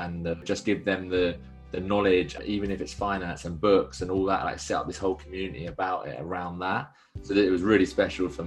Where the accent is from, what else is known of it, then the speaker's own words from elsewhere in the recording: Rickmansworth, East of England, United Kingdom; It was actually outside Watford. It's a small town called Rickmansworth.